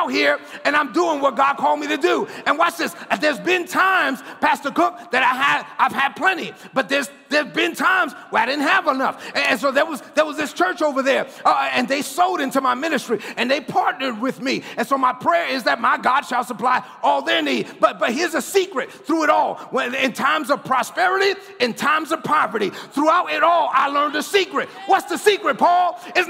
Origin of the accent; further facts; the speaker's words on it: New York City, New York, United States; I grew up in East New York, Brooklyn. I'm the first of my family born in the United States